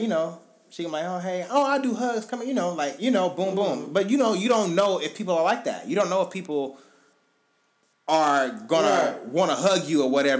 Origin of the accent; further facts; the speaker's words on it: the South, United States; I'm from the South, so it's like, that's just kind of, like, what we've always done or what I've been accustomed to.